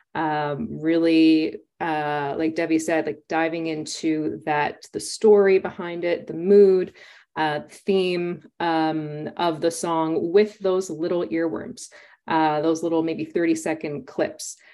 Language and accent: English; Winnipeg, Manitoba, Canada; now in Toronto, Canada; my hometown of Winnipeg, which I'm now in Toronto